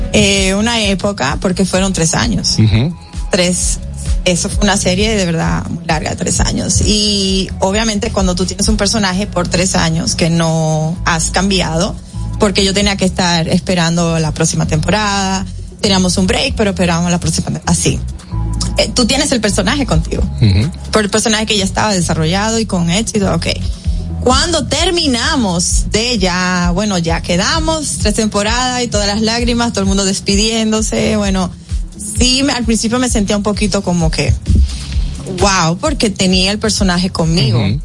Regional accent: Dominican Republic; mostramos nuestra bandera, mostramos eh, parte de nuestras costumbres, mencionamos la comida dominicana

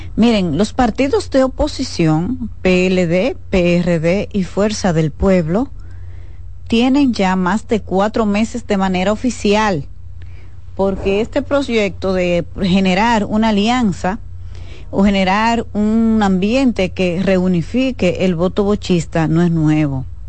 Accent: Dominican Republic; como ciudadana dominicana

